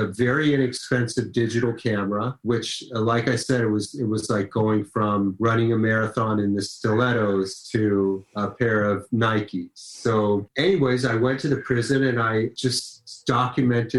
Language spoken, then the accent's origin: English; Los Angeles, California, United States; I grew up in Los Angeles